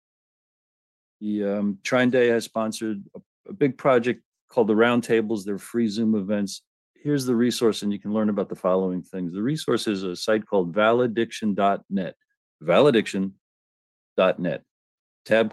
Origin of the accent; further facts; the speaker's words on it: United States; I'm an American